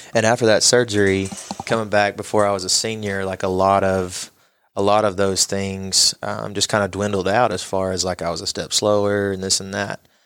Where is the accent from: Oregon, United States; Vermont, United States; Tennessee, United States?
Tennessee, United States; Knoxville; moved away as an adult; now in Johnson City, United States; I was born in Knoxville and came from a place that was just a little bit bigger